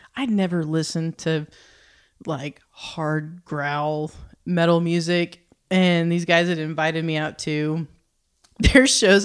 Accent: Oklahoma, United States; moved away as an adult; now in Northwest Arkansas, United States; I'm from Oklahoma, so not too far from here, but very small town, Oklahoma

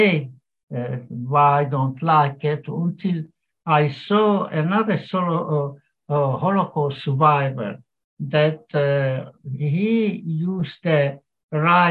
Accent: Piešťany, Trnava Region, Slovakia; also born or lived in Merašice, Slovakia; now in Ireland; I was born in Slovakia in a town, Pieštany, and then we lived in a small village called Merašice, with about 700 inhabitants.

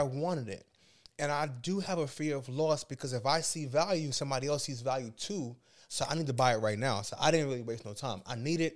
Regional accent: New York City, New York, United States; I grew up in Brooklyn, New York

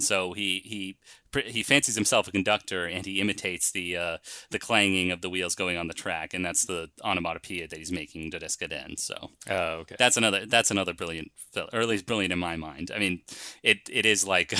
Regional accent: United States; We're American. We speak American

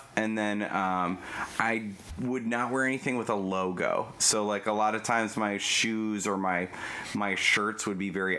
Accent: Wisconsin, United States; I'm 34 years old, so, like, I'm a 90s kid, and, like, I often tell Nicole, I'm from Wisconsin

